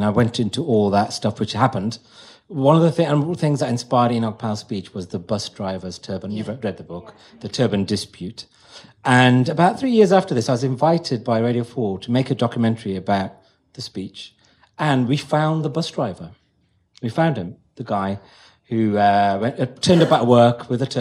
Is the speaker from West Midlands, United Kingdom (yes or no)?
yes; Wolverhampton, West Midlands, United Kingdom; now in London, United Kingdom; I grew up in Wolverhampton